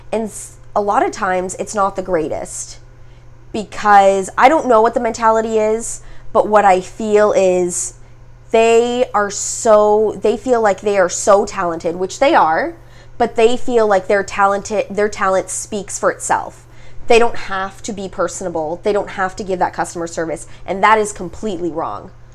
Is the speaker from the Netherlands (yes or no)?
no; Mississauga, Ontario, Canada; now in Toronto, Canada; I grew up in Mississauga